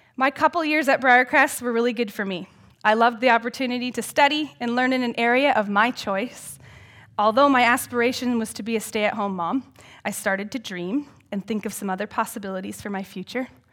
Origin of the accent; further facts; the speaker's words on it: Elmira, Ontario, Canada; also born or lived in United States; I grew up in Elmira and live there still today in my grandparents' former house.